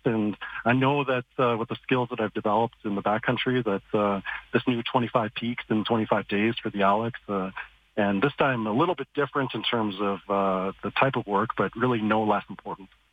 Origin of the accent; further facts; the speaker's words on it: Calgary, Alberta, Canada; growing up in East Calgary